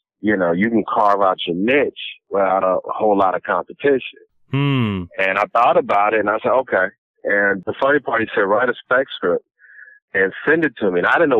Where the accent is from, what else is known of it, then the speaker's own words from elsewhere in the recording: Los Angeles, California, United States; growing up in South Central